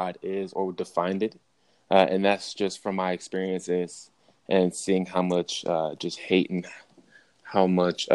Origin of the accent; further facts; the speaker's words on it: Baltimore, Maryland, United States; moved away as an adult; also born or lived in Oregon; growing up in Baltimore